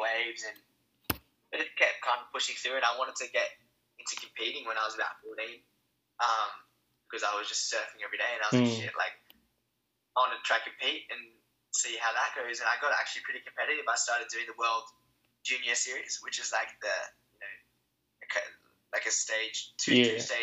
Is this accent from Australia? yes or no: yes; Sydney, New South Wales, Australia; I'm from Sydney, Australia